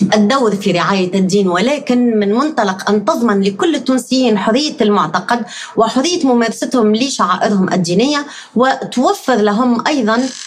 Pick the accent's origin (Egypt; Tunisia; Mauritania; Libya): Tunisia; نحن كتونسيين